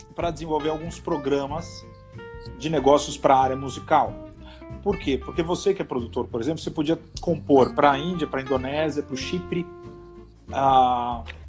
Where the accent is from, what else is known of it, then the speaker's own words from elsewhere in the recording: Brazil; nós somos brasileiros